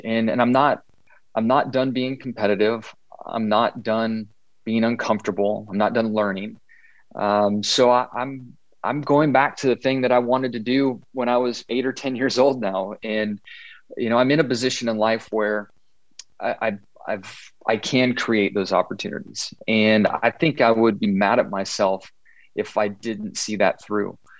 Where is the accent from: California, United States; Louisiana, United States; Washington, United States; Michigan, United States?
California, United States; Southern; growing up in Southern California